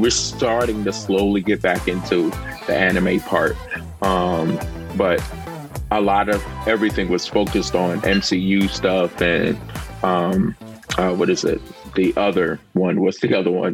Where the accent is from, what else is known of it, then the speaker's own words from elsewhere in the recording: United States; as an American